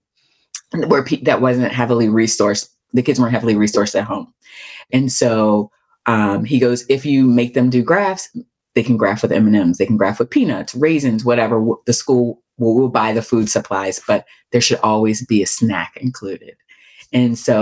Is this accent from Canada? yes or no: no; Baltimore, Maryland, United States; I grew up in Baltimore, in a very rough time in Baltimore's history